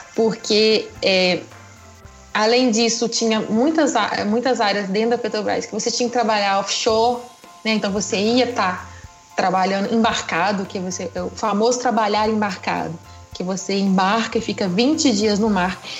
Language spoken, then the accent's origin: Portuguese; Muriaé, Minas Gerais, Brazil; eu sou aqui de Muriaé mesmo, nascida e criada em Muriaé